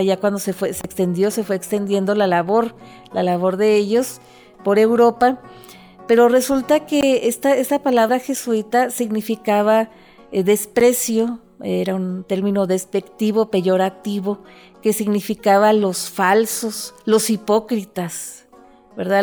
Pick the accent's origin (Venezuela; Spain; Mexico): Mexico; northern Mexico